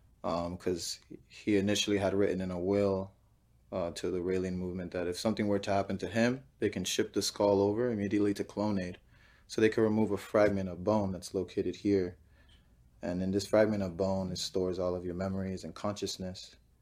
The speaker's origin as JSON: {"language": "English", "region": "Florida", "country": "United States", "tie": "born or raised there", "said": "South Florida."}